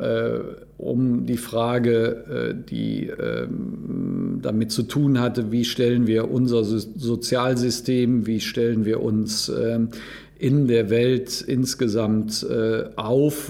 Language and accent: German; Cologne, North Rhine-Westphalia, Germany; Also wir Rheinländer und ich bin Kölner